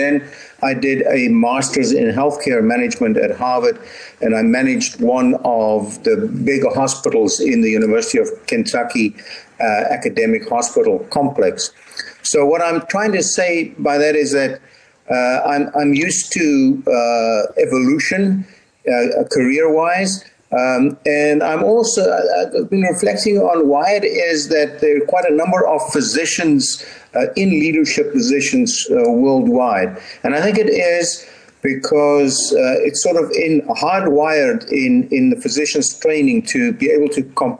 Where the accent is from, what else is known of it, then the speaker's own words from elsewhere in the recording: Stellenbosch, Western Cape, South Africa; moved away as an adult; I was born in Stellenbosch and I actually went to school here and I attended medical school here as well.